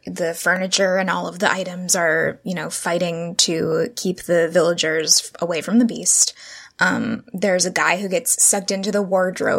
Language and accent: English; Orlando, Florida, United States; we grew up in Orlando, going to Disney World and dressing up as Belle when we were little kids